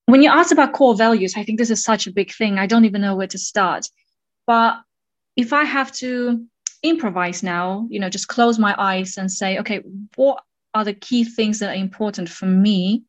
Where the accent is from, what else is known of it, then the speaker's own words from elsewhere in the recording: Kazakhstan; I was born in Kazakhstan in a small city named Jaskazgan, but my family moved quite a bit. And at different points of my life, I lived in southern, central, and northern parts of Kazakhstan